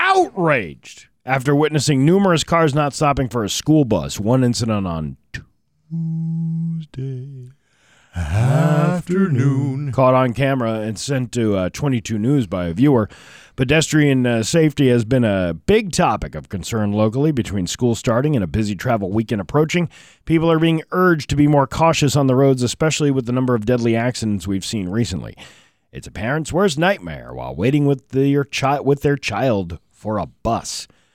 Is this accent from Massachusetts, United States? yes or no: yes; Florence, Massachusetts, United States; Listen, I'm from Florence, Mass. I come from a different time, my friend.